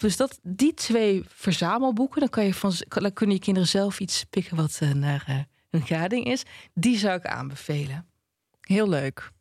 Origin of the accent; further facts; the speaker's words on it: Twente, Overijssel, Netherlands; ik kom uit Twente